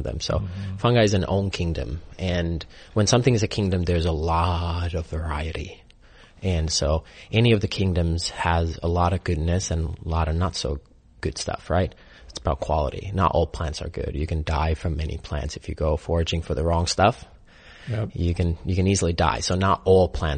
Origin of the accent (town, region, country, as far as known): Finland; born or raised there; moved away